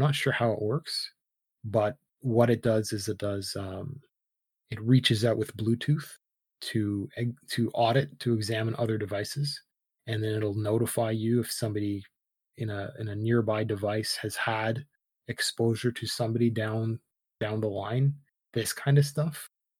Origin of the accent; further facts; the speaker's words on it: Canada; And that's not that we're Canadian, so we're rather different than other places.